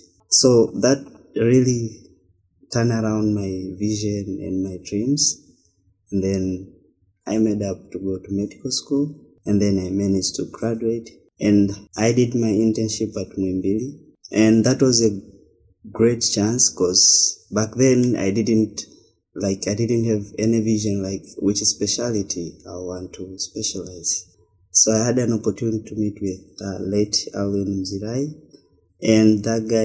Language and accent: English; Tanzania; I was born up and raised up in Tanzania